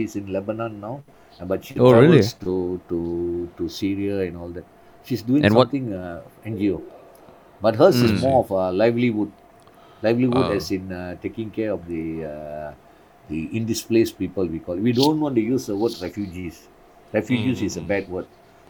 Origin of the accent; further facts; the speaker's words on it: Singapore; And I go there when they ask me where I'm from, I say, I'm from Singapore.